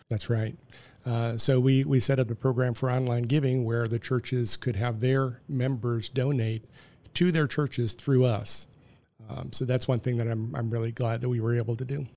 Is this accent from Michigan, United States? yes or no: yes; Detroit, Michigan, United States; I was born in sixty-three. um, in the Detroit area. They moved to the Detroit area